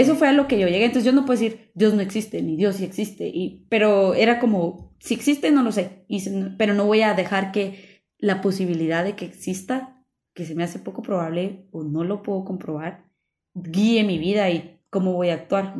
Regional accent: Guatemala; nosotros estamos hablando desde nuestro contexto como guatemaltecos

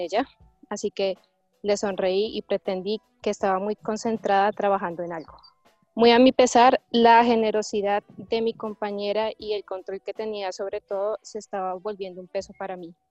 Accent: Colombia; moved away; la situación en mi país

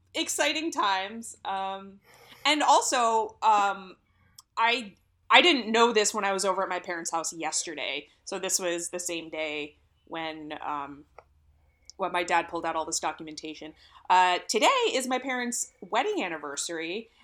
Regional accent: Philadelphia, Pennsylvania, United States; I'm from the Philly area

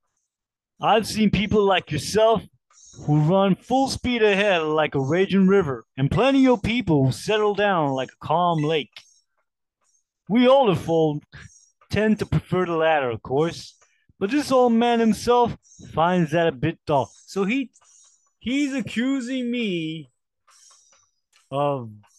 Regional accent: United States; I'm American

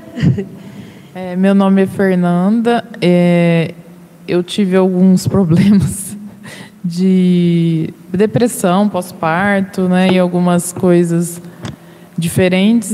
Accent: Catanduva, São Paulo, Brazil; now in São José do Rio Preto, Brazil; Já frequentei em Catanduva, onde eu nasci, né, centros

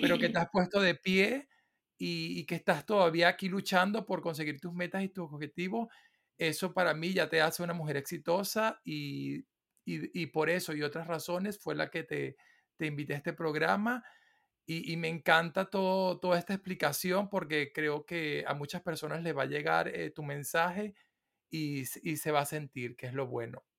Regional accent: Venezuela; yo soy de Venezuela

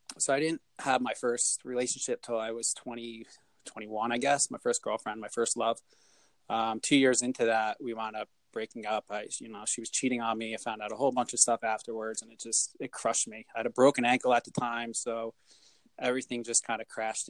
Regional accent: United States; I wasn't born in Bricktown, but I was raised in Bricktown.

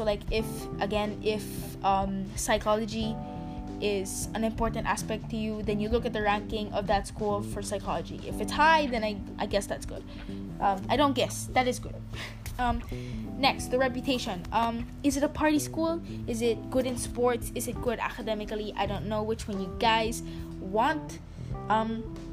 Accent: Philippines; as a Filipino

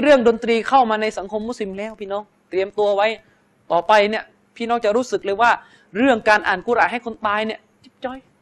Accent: Pattani, Thailand; มุสลิมในจังหวัดปัตตานีซึ่งเป็นหนึ่งในเหมือนเป็นบ้านเกิดของผม

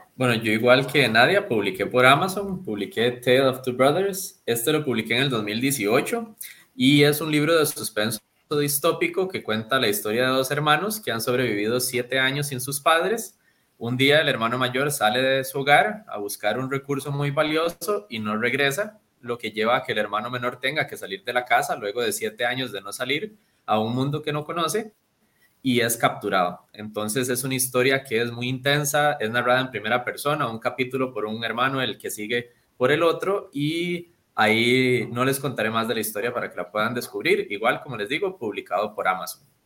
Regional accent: Costa Rica; yo soy muy orgulloso, obviamente, de ser costarricense, de ser latinoamericano

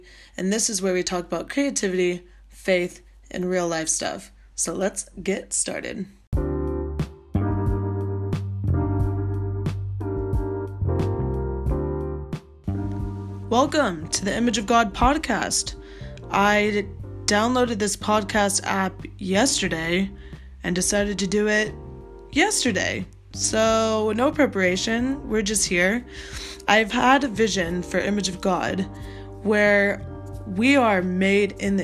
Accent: Portland, Oregon, United States; moved away as an adult; now in London, United Kingdom; I am originally from Portland, Oregon in America

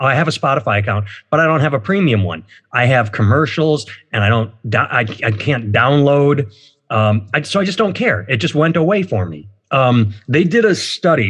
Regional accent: United States; I'm an American

